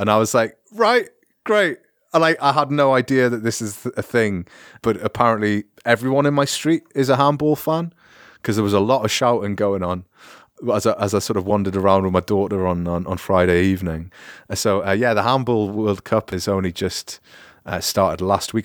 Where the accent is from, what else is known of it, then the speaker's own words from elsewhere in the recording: United Kingdom; moved away; as a British person speaking French